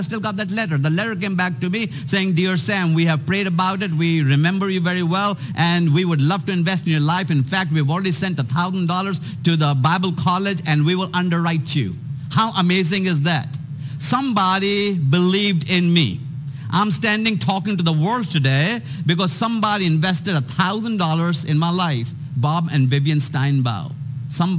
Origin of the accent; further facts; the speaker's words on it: India; moved away as an adult; also born or lived in Atlanta, Georgia; I was born and raised in India